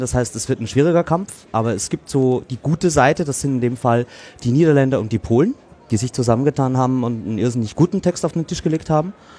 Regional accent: Austria; ich bin Österreicher

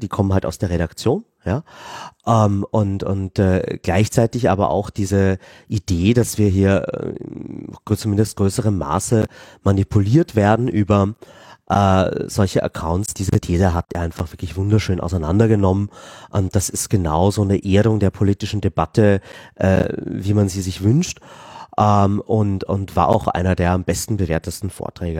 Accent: Vienna, Austria; als Wiener

